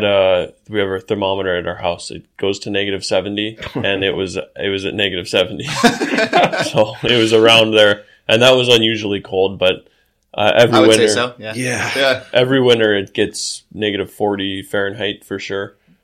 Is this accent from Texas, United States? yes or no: no; Alaska, United States; also born or lived in Ohio; I was born in Alaska, and then when I was one, we actually moved to Ohio. So I lived from when I was one until seven, and then when I was 7 years old, we moved back up to Alaska